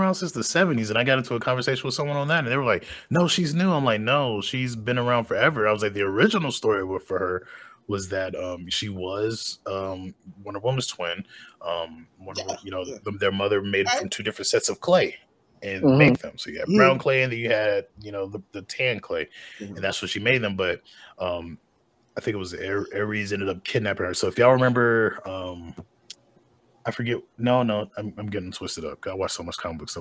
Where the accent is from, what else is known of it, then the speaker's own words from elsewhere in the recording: North Carolina, United States; I grew up in North Carolina.